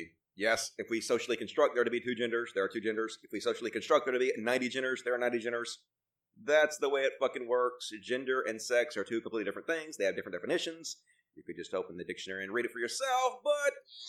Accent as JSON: {"language": "English", "region": "Texas", "country": "United States", "tie": "born or raised there", "said": "I was born and raised in Texas, so I've seen it."}